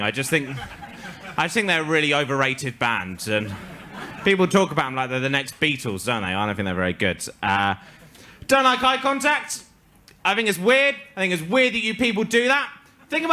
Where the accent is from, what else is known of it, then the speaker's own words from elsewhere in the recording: England, United Kingdom; accent: stereotypical English (posh English); my accent is the exact same accent that all the Scottish comedians put on when they want to make fun of English people